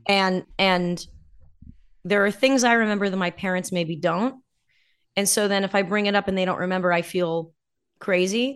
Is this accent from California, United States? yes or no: yes; Southern California, United States; I grew up in Southern California